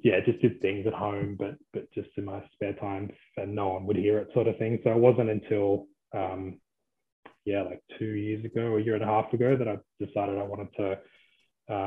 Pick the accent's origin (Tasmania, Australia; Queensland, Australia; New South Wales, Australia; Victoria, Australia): New South Wales, Australia; Blue Mountains; I grew up in the Blue Mountains